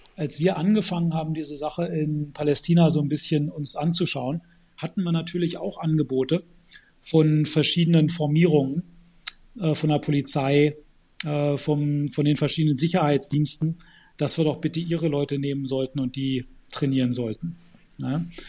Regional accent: Germany; ich bin in Deutschland geboren und aufgewachsen

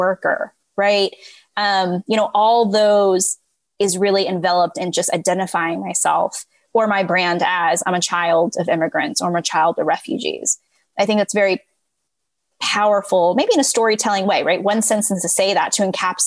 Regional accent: California, United States; moved away; also born or lived in Texas; I grew up in California before moving to Texas.

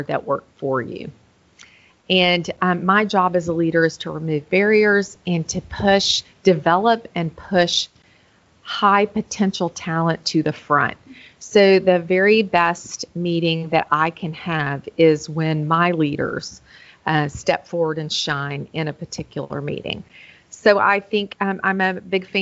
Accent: Memphis, Tennessee, United States; now in Nashville, United States; I am from Memphis, Tennessee, originally. I'm in Nashville now

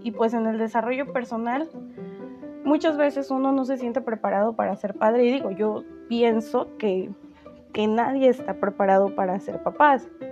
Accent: Veracruz, Mexico; yo soy de Veracruz y aquí hace demasiado calor

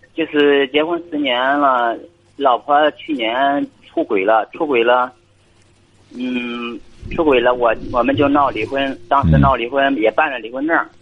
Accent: Weihai, Shandong, China; 我是山东威海这边

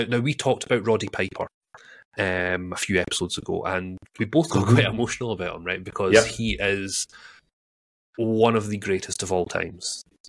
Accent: Scotland, United Kingdom; So, I'm a Scotsman

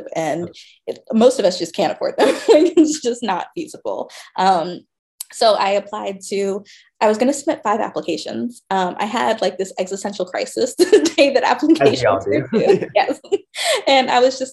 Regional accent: Georgia, United States; I grew up in Georgia

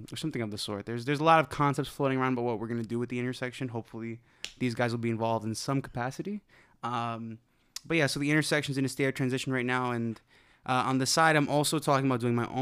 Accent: New York City, New York, United States; I was also born and raised in Brooklyn, New York

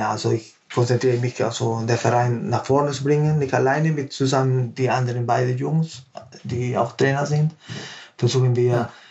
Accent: Peru; now in Germany; Also ich bin gebürtiger Peruaner. Ja. Und ich habe in Peru mit Gewichtheben so angefangen.

